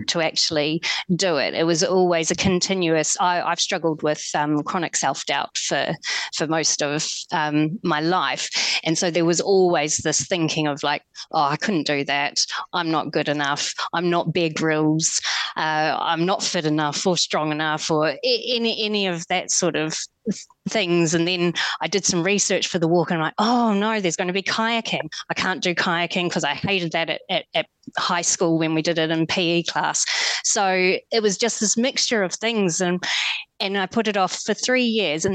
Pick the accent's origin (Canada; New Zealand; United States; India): New Zealand; moved away; I'm originally from New Zealand, I grew up in a small lifestyle block of 1 acre.